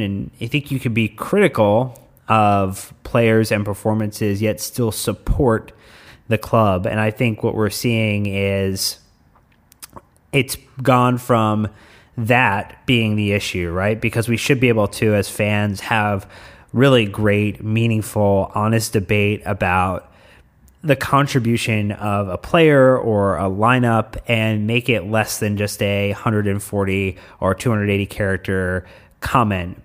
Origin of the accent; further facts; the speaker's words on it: United States; as an American supporter of Chelsea